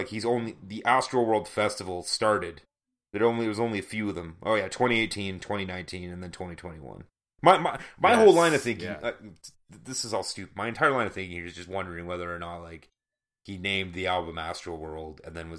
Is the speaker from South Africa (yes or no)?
no; Ontario, Canada; that we had to us growing up in Ontario.